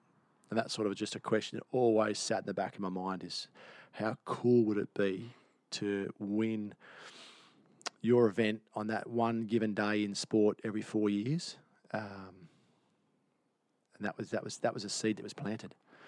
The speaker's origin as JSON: {"language": "English", "town": "Byron Bay", "region": "New South Wales", "country": "Australia", "tie": "born or raised there", "also_born_or_lived": "Camden, New South Wales / Tahmoor, New South Wales / Gold Coast", "moved": "as an adult"}